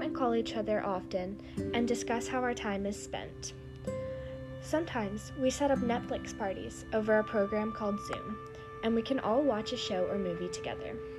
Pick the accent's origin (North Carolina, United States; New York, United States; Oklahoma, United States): North Carolina, United States; Raleigh; I'm from Raleigh, North Carolina